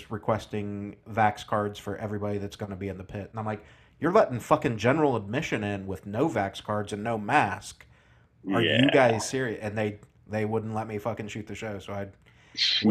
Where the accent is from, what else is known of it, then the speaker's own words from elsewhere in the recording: an hour north of Indianapolis, United States; I'm from the Midwest myself